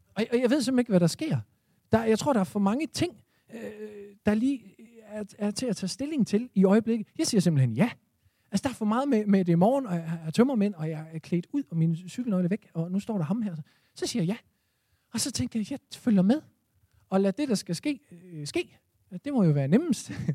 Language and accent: Danish; Esbjerg, Southern Denmark, Denmark; min fødeby Esbjerg. Jeg er på derværende tidspunkt 17 år